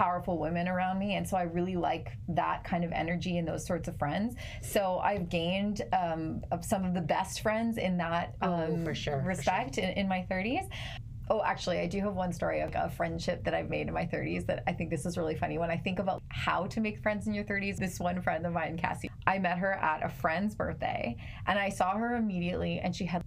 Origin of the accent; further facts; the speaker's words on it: Calgary, Alberta, Canada; also born or lived in Australia; now in Toronto, Canada; I'm from Calgary originally. I live in Toronto now.